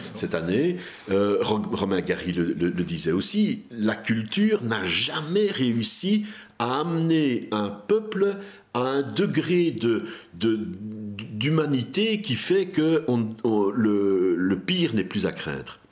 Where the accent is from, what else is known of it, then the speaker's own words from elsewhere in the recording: Belgium; on a mis en place dans notre pays un système de tax shelter pour le cinéma